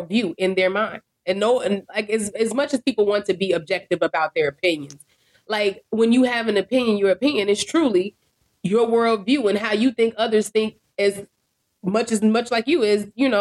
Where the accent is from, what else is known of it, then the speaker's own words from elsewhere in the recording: Chicago, Illinois, United States; Girl from Chicago, we all Black